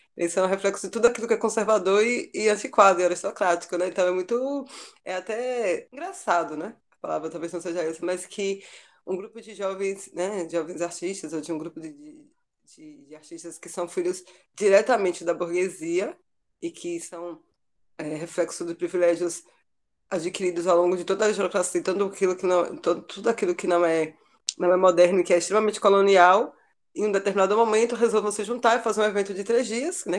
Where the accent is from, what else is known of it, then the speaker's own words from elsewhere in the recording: Sertão of Bahia, Brazil; now in Salvador, Brazil; E estou em Salvador, embora seja do sertão da Bahia